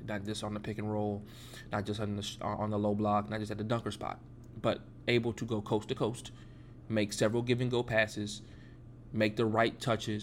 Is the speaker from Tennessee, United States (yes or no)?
no; Atlanta, Georgia, United States; born and raised in Atlanta, Georgia